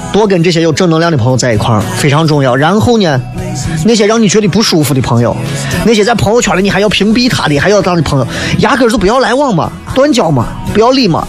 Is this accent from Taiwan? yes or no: no; Xi'an, Shaanxi, China; 因为我们的方言真的太多年了